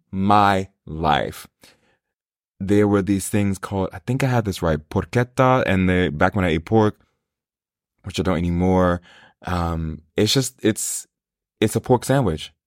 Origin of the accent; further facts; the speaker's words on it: New York, United States; I grew up in New York, so huge Italian presence.